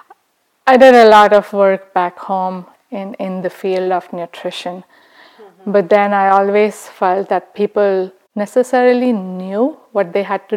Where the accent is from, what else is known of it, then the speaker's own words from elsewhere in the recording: India; moved away as an adult; now in United States; I'm from India. I was born and raised in India. I moved to the U.S. 13 years ago after I got married.